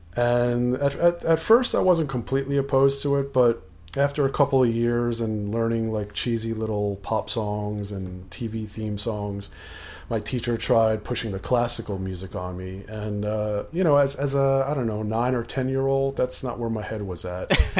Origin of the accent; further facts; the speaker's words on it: Rockland County, New York, United States; now in Yonkers, United States; I was born in New York City, but then grew up in the suburbs, about an hour north of the city, uh, in, um, Rockland County